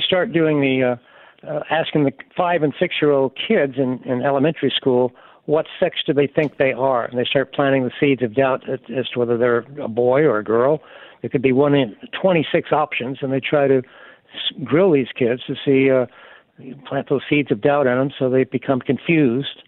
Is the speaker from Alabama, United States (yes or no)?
yes; Alabama, United States; I'm from Alabama